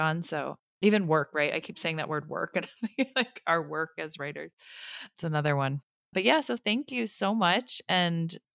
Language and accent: English; United States; as an American